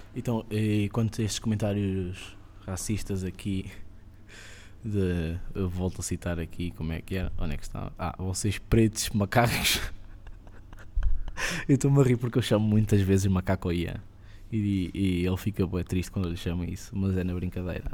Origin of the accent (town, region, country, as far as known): Cascais, Lisbon, Portugal; born or raised there